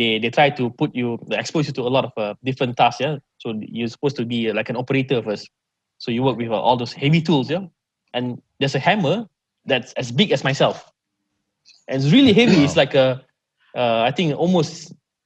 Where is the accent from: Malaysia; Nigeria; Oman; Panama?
Malaysia; Oh, Malaysia.